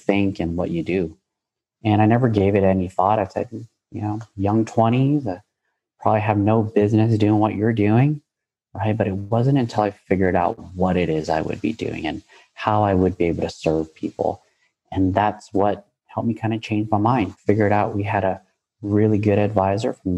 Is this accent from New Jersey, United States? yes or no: no; San Jose, California, United States; I'm born and raised in San Jose, California